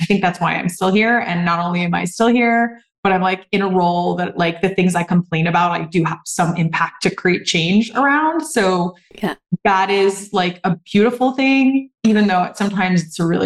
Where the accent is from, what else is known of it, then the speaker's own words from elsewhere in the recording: Southern California, United States; now in Boston, United States; I'm from Southern California